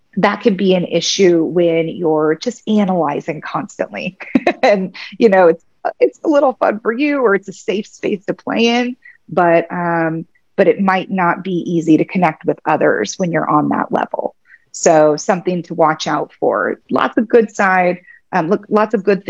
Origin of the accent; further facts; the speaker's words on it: Kansas City, United States; moved away as an adult; also born or lived in San Diego; I'm in Kansas City now. This is my hometown. I left Kansas when I went to law school